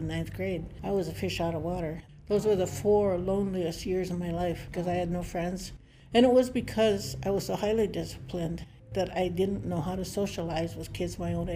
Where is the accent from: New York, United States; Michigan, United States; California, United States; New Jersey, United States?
Michigan, United States; Charlevoix; I'm an Odawa from, we call it Wauganuxing, place of the Crooked Tree, Emmett County, Michigan.